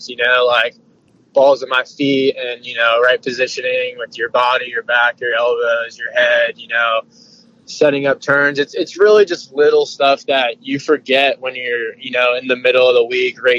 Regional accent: New York City, New York, United States; I'm from New York City

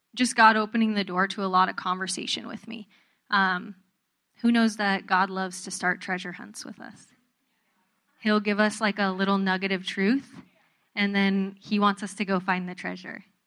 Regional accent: Southern California, United States; I grew up in Southern California

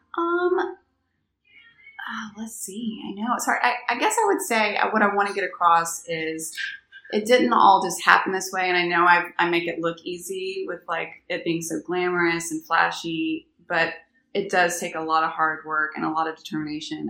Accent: Alabama, United States; now in New Orleans, United States; I'm from Alabama

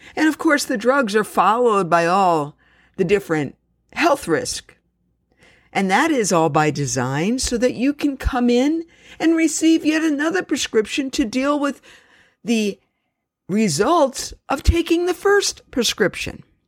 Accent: New York City, New York, United States; my story began when I was born in Jamaica Hospital in Queens, New York City

